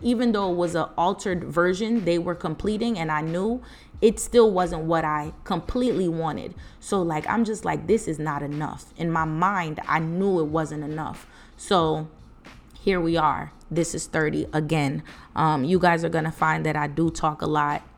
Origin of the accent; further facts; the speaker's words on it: East Orange, New Jersey, United States; also born or lived in Piscataway, New Jersey; I'm from East Orange, New Jersey